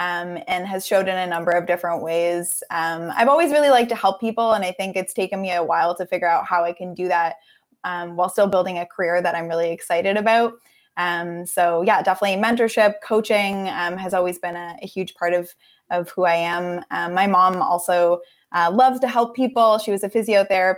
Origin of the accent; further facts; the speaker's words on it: Unionville, Ontario, Canada; I grew up in Unionville, which is just about a half hour drive northeast of Toronto